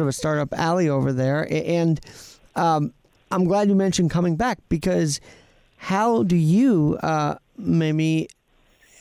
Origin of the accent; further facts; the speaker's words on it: New York, United States; we're both from New York